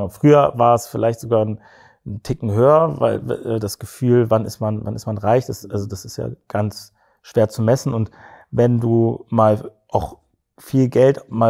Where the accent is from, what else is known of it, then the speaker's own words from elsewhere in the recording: West Germany, Germany; also born or lived in Cologne; ich als Westdeutscher.